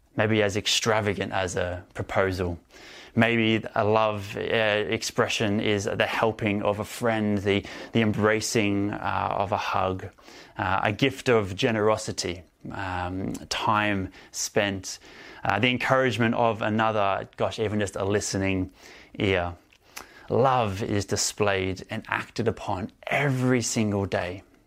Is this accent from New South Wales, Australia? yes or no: no; Melbourne, Victoria, Australia; moved away; also born or lived in Sydney, Australia; I grew up in Australia, um, and I spent most of my time in Victoria, in Melbourne, and some more time in Sydney, um, as well